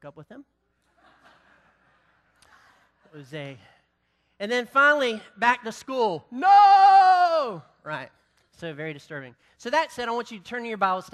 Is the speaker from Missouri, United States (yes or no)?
no; the South, North Carolina, United States; I'm from the South